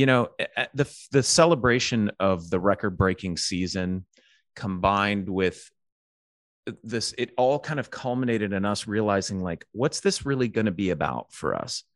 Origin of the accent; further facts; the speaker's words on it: Alabama, United States; I grew up in the South. I grew up in Alabama